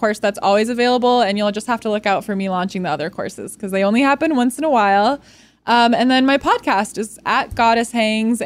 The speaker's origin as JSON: {"language": "English", "region": "Wisconsin", "country": "United States", "tie": "born or raised there", "moved": "yes", "lives_now": "Los Angeles, United States", "said": "I grew up in Wisconsin"}